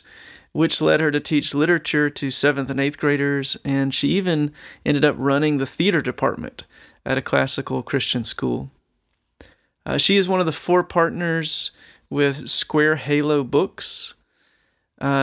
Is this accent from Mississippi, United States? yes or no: yes; Mississippi, United States; I'm from Mississippi